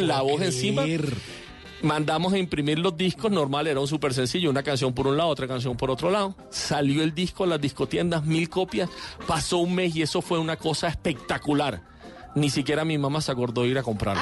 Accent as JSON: {"language": "Spanish", "town": "Barranquilla", "region": "Atlántico", "country": "Colombia", "said": "soy barranquillero"}